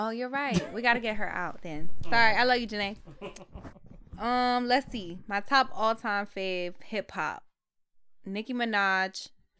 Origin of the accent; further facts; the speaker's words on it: Willingboro, New Jersey, United States; I'm from Jersey. Where? Willingboro.